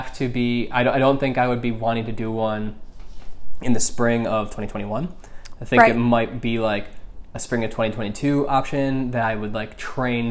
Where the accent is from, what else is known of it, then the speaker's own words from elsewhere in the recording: Michigan, United States; moved away; I'm from Michigan